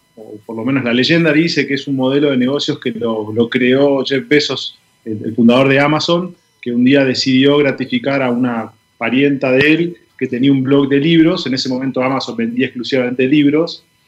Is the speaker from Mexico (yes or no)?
no; Argentina; soy argentino, vivo en Buenos Aires